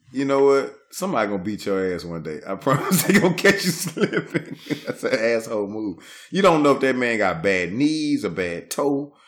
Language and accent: English; Shreveport, Louisiana, United States; I'm from Shreveport. I'm not claiming New Orleans.